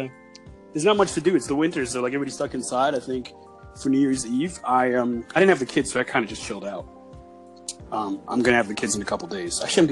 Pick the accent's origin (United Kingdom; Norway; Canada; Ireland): Canada; I'm Canadian.